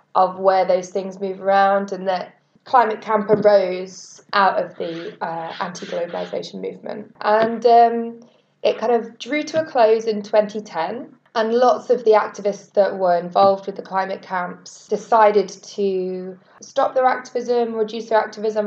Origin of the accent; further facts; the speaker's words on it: United Kingdom; I'm a British climate justice activist with Reclaim the Power